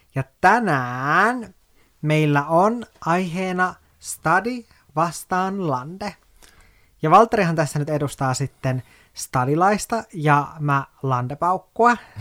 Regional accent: Oulu, North Ostrobothnia, Finland; born or raised there; moved away as an adult; also born or lived in Kemijärvi, Lapland / Helsinki; now in Espoo, Finland

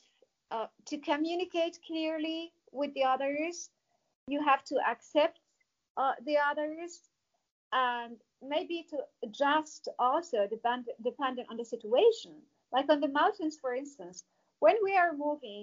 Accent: Casablanca, Casablanca-Settat, Morocco; moved away as an adult; also born or lived in Bavaria, Germany; I didn't grow up in the mountains. The opposite, I grew up in Casablanca.

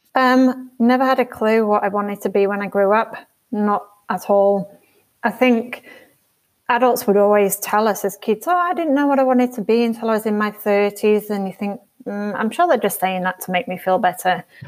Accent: York, Yorkshire and the Humber, United Kingdom; moved away as an adult; also born or lived in Edinburgh / Leeds; now in Australia; I grew up in a place called York, which is in North Yorkshire in northern England, northeast England

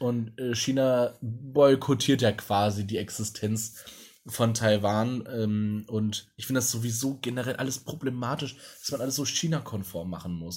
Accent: Essen, North Rhine-Westphalia, Germany; Essen oder da, wo ich aufgewachsen bin

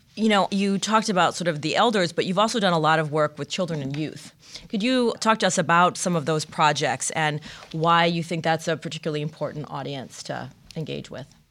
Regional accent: Michigan, United States; Growing up in Michigan, you would just crossover into Canada.

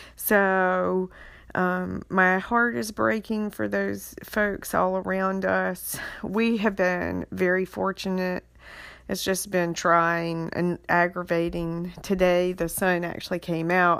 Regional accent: Beaufort County, North Carolina, United States; also born or lived in Wilmington, North Carolina; I grew up in Beaufort County, um, Little Washington, Bellhaven, Aurora

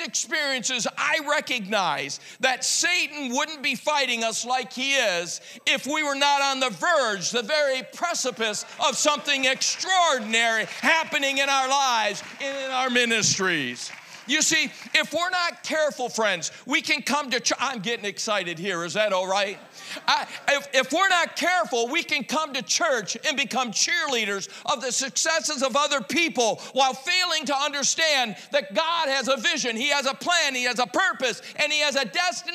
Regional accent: Michigan, United States; I'm from Michigan.

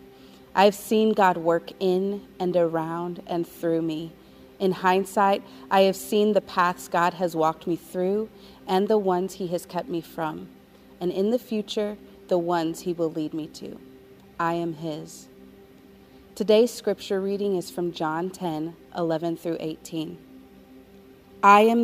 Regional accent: Colorado Springs, Colorado, United States; moved away as an adult; also born or lived in New York; I was born in New York, but raised in Colorado Springs, Colorado

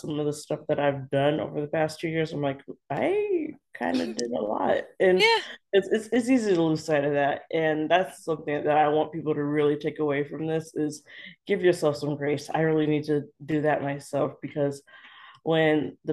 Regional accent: Los Angeles, California, United States; I was born and raised in Los Angeles

